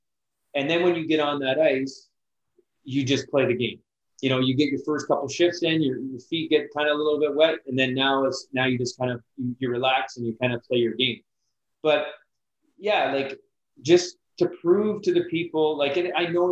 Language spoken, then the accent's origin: English; London, Ontario, Canada; They knew I was from London